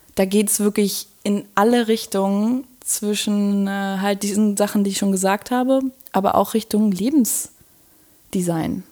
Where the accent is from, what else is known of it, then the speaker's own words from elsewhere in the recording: Berlin, Germany; moved away as an adult; now in Netherlands; ich bin Berlinerin